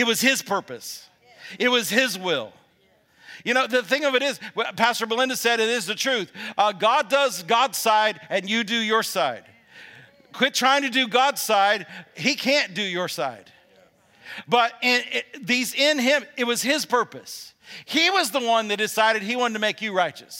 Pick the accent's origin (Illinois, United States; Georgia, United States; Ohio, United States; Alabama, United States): Alabama, United States; I'm from Alabama